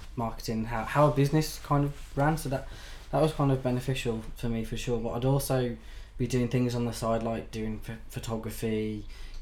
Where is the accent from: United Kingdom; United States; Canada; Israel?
United Kingdom; Birmingham, West Midlands; we're two guys from Birmingham